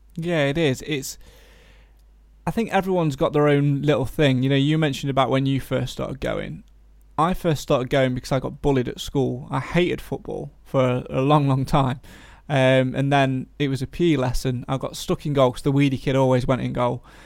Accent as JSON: {"language": "English", "area": "Nottinghamshire", "region": "East Midlands", "country": "United Kingdom", "tie": "born or raised there", "said": "We're from Nottinghamshire"}